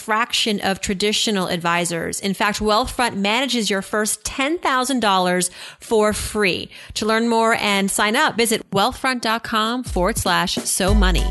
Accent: East Coast, United States; I'm Iranian, that I grew up on the East Coast

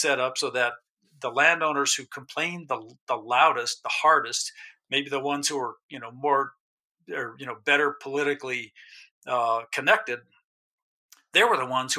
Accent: New Mexico, United States; moved away as an adult; also born or lived in Alaska; I grew up in New Mexico

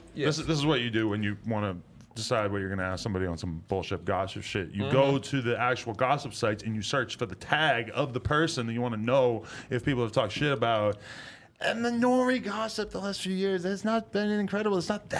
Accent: New Hampshire, United States; New Hampshire.

